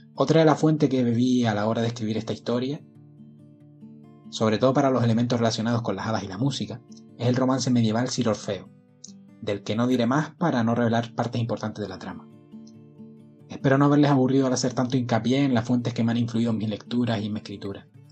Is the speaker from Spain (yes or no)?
yes; Gran Canaria, Canary Islands, Spain; Imagino que mi acento delata de dónde soy. Nací en Gran Canaria en la última década del siglo pasado